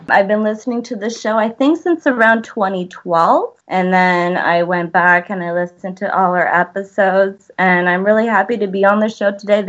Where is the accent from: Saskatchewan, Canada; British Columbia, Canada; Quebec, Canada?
British Columbia, Canada; Vancouver; moved away as an adult; now in Ottawa, Canada; So I'm 28. I live in Canada. I grew up in Vancouver. I live in Ottawa now.